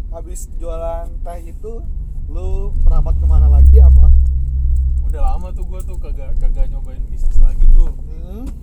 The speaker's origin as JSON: {"language": "Indonesian", "region": "Java", "country": "Indonesia", "said": "Gue juga nggak ngerti sih kan gue orang Jawa cuy"}